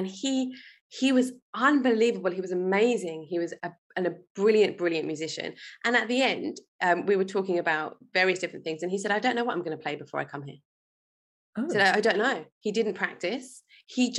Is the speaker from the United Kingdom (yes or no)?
yes; London, United Kingdom; I was born in London. I grew up in England.